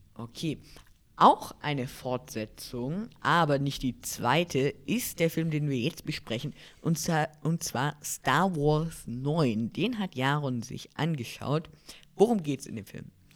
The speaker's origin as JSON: {"language": "German", "country": "Germany", "said": "bei uns in Deutschland"}